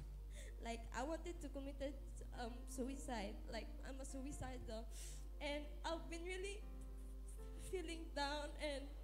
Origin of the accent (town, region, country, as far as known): Philippines